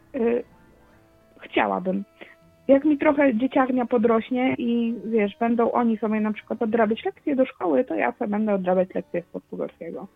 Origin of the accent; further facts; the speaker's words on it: Poland; accent: Polish; czuję się takim polskim, wiesz, y, potato, że mam akcent jakiś do dupy